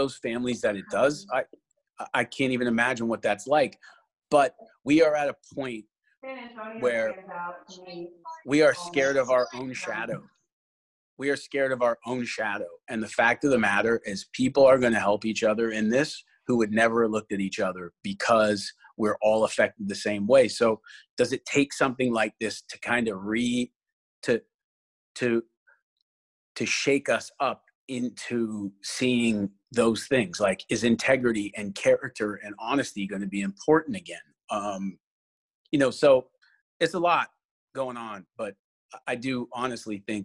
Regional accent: Canada; I'm Canadian

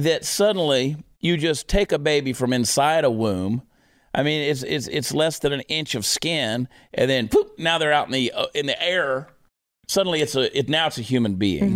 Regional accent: United States; I am American through and through

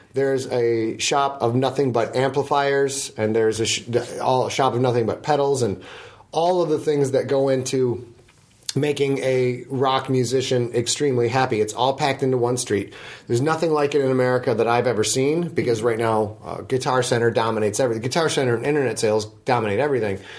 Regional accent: United States; as an American

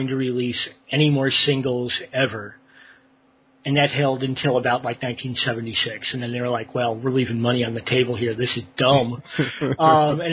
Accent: St. Louis, Missouri, United States; moved away; I'm from the Midwest. I'm from St. Louis originally

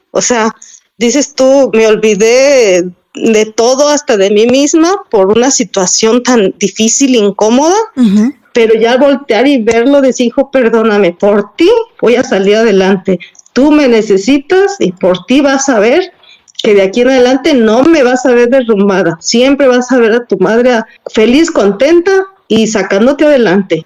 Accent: Mexico; como mexicanos

